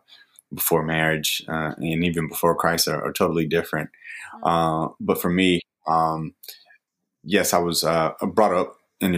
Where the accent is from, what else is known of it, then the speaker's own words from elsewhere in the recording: Greensboro, North Carolina, United States; moved away as an adult; now in Charlotte, United States; I am from Greensboro, North Carolina. It's a little city, about an hour and a half north of Charlotte. Grew up there